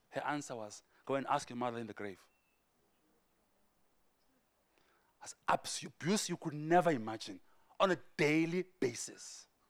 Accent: Port Elizabeth, Eastern Cape, South Africa; I grew up in Paul Elizabeth. Both my parents have passed away. I grew up poor, struggled

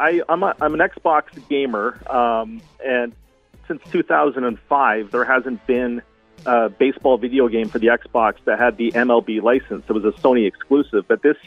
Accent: Oshawa, Ontario, Canada; also born or lived in London, Ontario; Kinsmen Stadium in Oshawa, which is the park that I grew up playing at all the way through college.

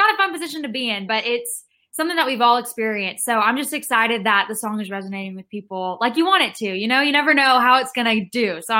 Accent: Rockwall, Texas, United States; now in Nashville, United States; I am from Rockwall, Texas, which is a small town east of Dallas, but I live in Nashville now.

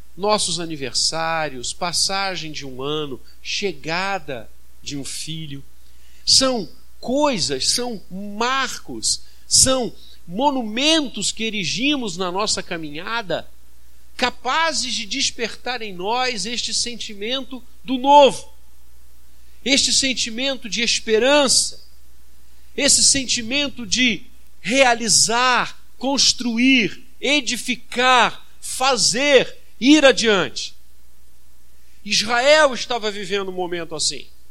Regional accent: Brazil; como brasileiros

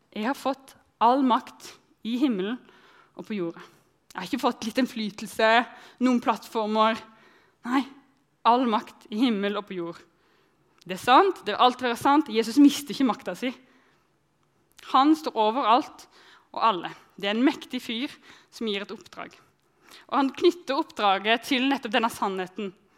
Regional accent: countryside outside Arendal, Agder, Norway; jeg vokste opp på bygda utenfor Arendal

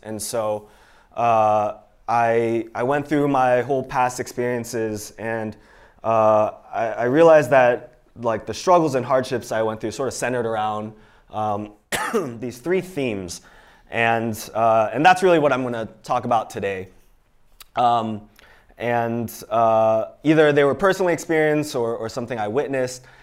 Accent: Pittsburgh, Pennsylvania, United States; also born or lived in Iowa City, Iowa; I actually grew up in Pittsburgh, Pennsylvania

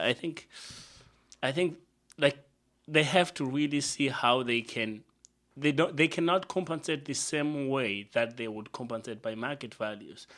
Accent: Zimbabwe; now in Montreal, Canada; where I grew up, where I spent much of my time is Zimbabwe

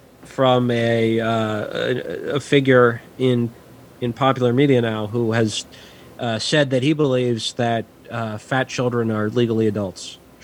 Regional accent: Saint Paul, Minnesota, United States; my hometown of St. Paul.

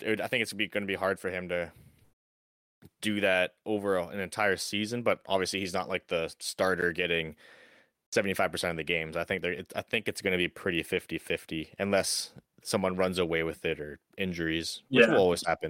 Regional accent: Pittsburgh, Pennsylvania, United States; I'm from Pittsburgh.

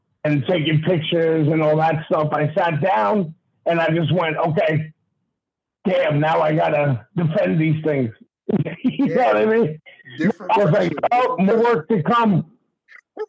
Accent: New York, United States; It's my hometown. You know what I mean? My home state, whatever you want to call it. You know what I mean? And like every other New Yorker

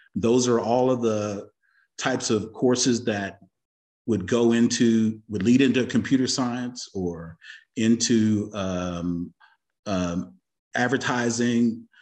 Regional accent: Austin, Texas, United States; University of Texas at Austin, so I was here as a youngin', uh, in the seventies

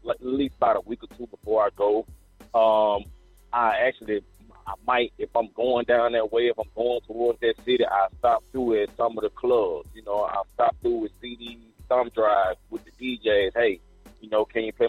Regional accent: Meridian, Mississippi, United States; I'm originally from Meridian, Mississippi

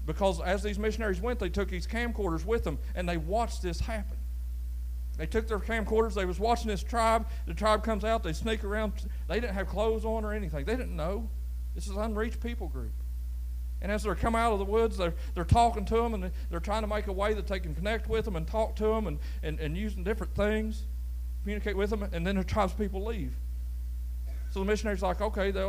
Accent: United States; I was born in the United States of America

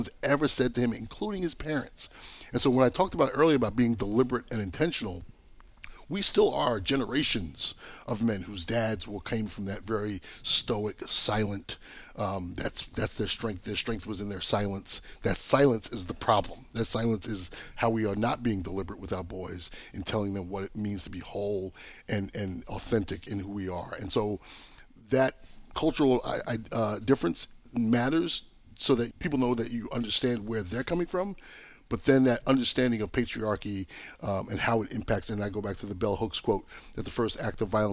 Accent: Long Island, New York, United States; I'm from Long Island. My grandfather was Jamaican. I'm Jamaican, Chinese, and English. I got this really very diverse background

